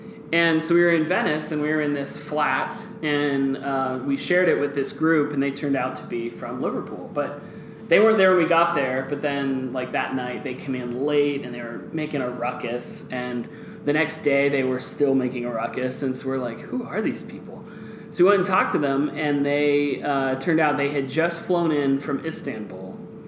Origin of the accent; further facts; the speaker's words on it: Guatemala; Well, I grew up in Guatemala, which is a soccer-crazed country